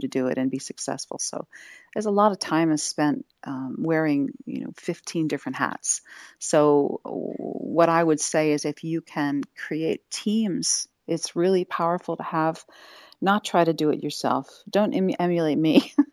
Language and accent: English; Wilmington, Delaware, United States; moved away; also born or lived in Philadelphia / Santa Cruz / Austin / Vancouver, British Columbia; I was raised in Delaware, in the Wilmington, Delaware area.